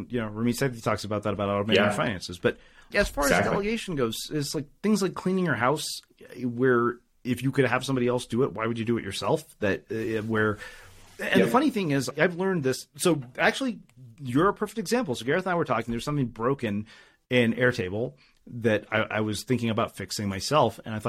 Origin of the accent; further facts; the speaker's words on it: India; Of course I got straight A's in high school. I'm Indian. Like, that's non-negotiable for Indian parents.